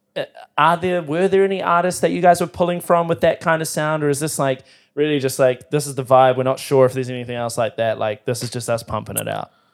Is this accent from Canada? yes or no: no; New Zealand